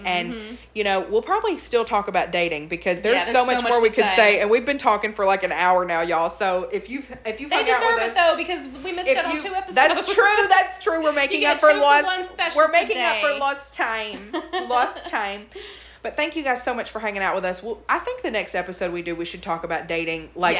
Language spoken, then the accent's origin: English; Murfreesboro, Tennessee, United States; born there; Second of all, I want to say that I was born in Murfreesboro.